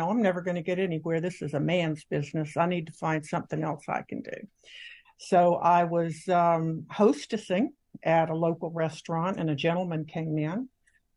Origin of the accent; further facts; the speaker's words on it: Orlando, Florida, United States; also born or lived in New York; I was born and raised in Orlando. I've lived here my whole life